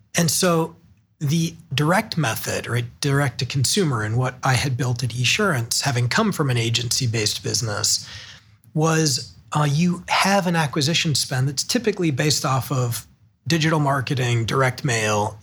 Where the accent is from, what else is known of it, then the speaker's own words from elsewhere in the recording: Hudson, Ohio, United States; also born or lived in Chicago / San Francisco; now in Cleveland, United States; I grew up in Hudson, Ohio, just outside of Akron. An Ohio kid all my life until in my working age